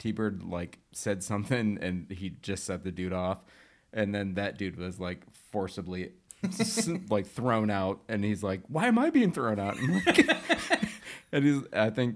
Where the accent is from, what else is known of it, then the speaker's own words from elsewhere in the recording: Michigan, United States; moved away; Growing up in Michigan